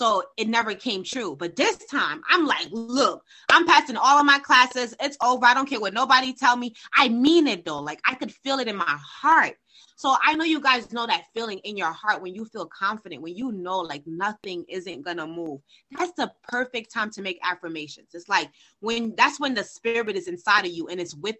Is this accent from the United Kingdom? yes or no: no; Haiti; I'm from Haiti, and I believe the power of my ancestors reside deep inside of me